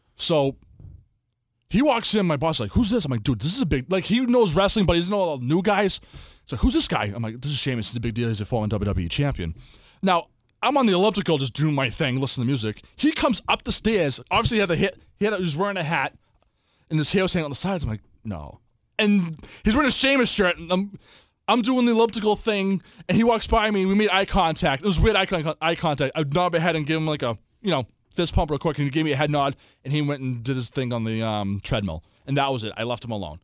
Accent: Everett, Massachusetts, United States; I'm from Everett

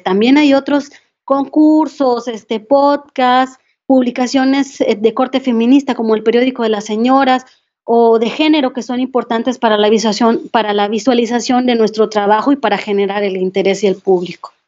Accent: Saltillo, Coahuila, Mexico; crecí en Saltillo, Coahuila y ahí nací

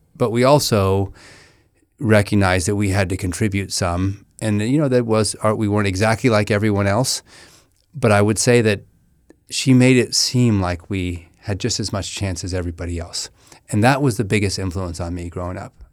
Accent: Menlo Park, California, United States; we grew up in Menlo Park

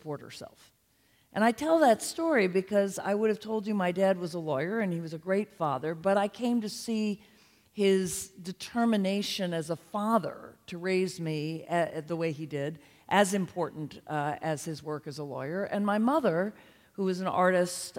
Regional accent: Charlottesville, Virginia, United States; I grew up in Charlottesville, Virginia in the 60s and early 70s

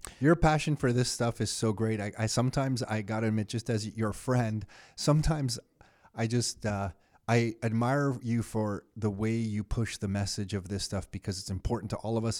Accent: Canada; as a Canadian kid

